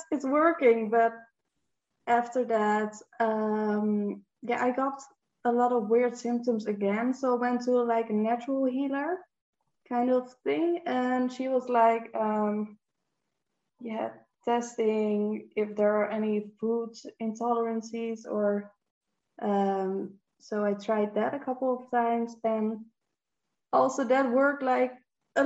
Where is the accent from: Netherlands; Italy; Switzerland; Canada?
Netherlands; English is a second language; I'm from the Netherlands and I'm 23 years old.